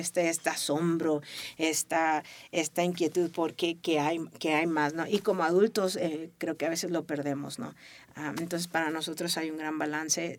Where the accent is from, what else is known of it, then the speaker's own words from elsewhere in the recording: Tijuana, Baja California, Mexico; yo crecí en Tijuana, ¿no? Tijuana me abrazó